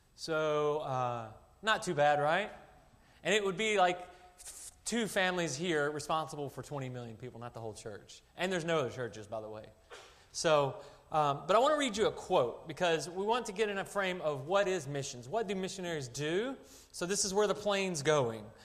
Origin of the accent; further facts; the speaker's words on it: Arkansas, United States; moved away as an adult; now in China; I was born and raised in Arkansas